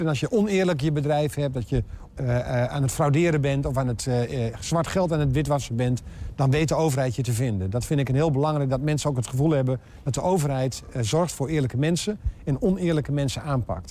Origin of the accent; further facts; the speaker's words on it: Enter, Overijssel, Netherlands; also born or lived in Almelo; ik ben geboren en getogen in Enter, net eventjes verderop